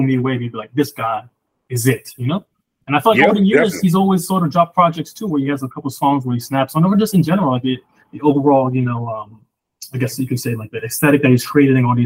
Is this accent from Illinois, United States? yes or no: yes; Chicago, Illinois, United States; I grew up in Chicago, like, I spent my like mostly my junior high years and my high school years out there